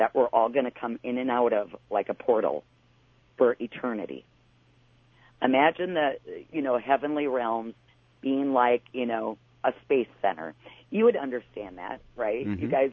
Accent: Wisconsin, United States; I'm from Wisconsin

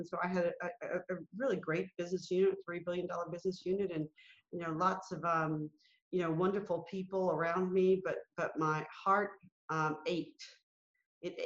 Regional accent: Alabama, United States; I was born in Alabama. I was born into segregation. I was a part of desegregation. I lived through Jim Crow

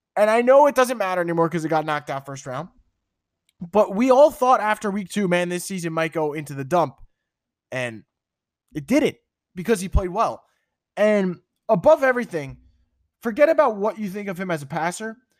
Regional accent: New York, United States; I'm from New York.

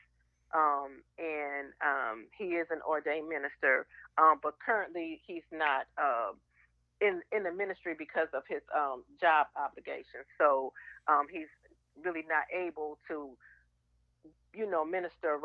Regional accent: Muskegon, Michigan, United States; I grew up in Muskegon, Michigan

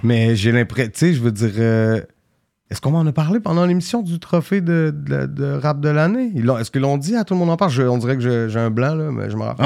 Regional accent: Quebec City, Quebec, Canada; d'un bloc où j'ai grandi

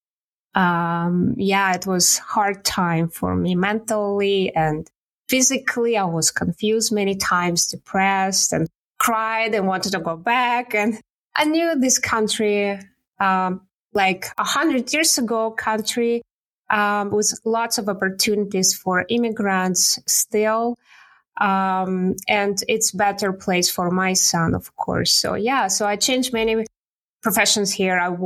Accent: Siberia, Russia; English is a second language; moved away as an adult; now in Canada; I was born and raised in Siberia

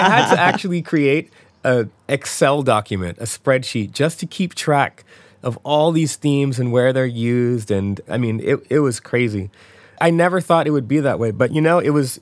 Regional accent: Philadelphia, Pennsylvania, United States; We're actually both from Philadelphia

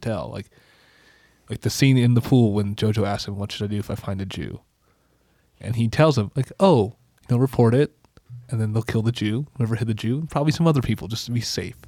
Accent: United States; I'm a white blue-eyed American dude

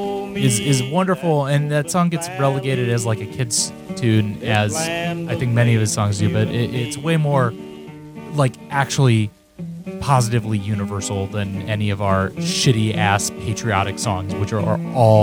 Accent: Cincinnati, Ohio, United States; now in New York, United States; I grew up in Cincinnati, Ohio.

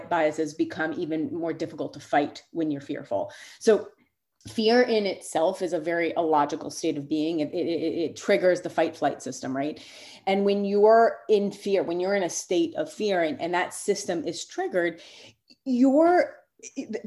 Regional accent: New York, United States; now in Philadelphia, United States; I'm from New York. And when I first moved to Philly

